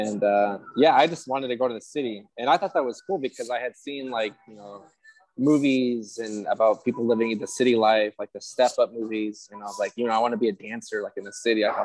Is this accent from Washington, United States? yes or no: yes; Moxee, Washington, United States; also born or lived in Guadalajara, Jalisco, Mexico; I was born in Mexico, Guadalajara, Jalisco, and I actually ended up moving to the United States when I was 2 years old. My family settled in central Washington State in a small town called Moxie